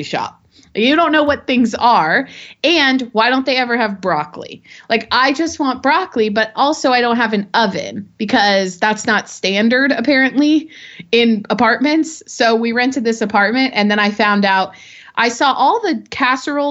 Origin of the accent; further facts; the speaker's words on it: United States; moved away as an adult; also born or lived in Europe; now in Los Angeles, United States; I was from America